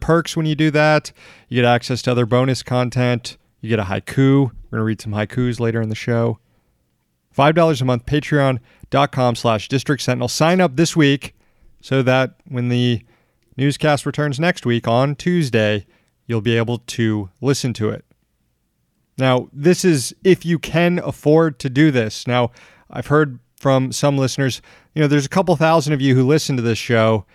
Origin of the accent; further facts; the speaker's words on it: Florida, United States; my home state of Florida